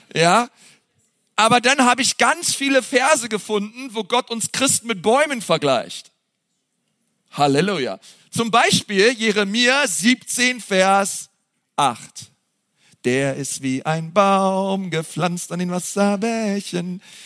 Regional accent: Berlin, Germany; wir sind halt Berliner

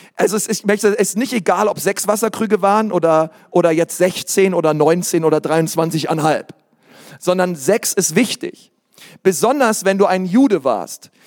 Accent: Bavaria, Germany; hier bei uns in Bayern

